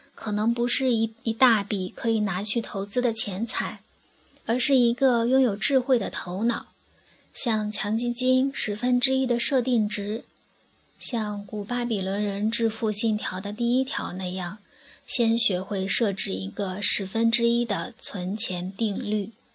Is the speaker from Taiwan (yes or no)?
no; China; 作为大陆居民